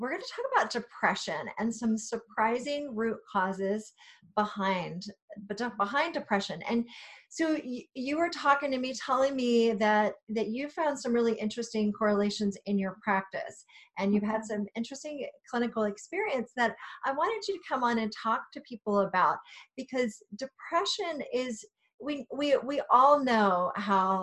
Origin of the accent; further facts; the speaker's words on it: Virginia, United States; I grew up in Virginia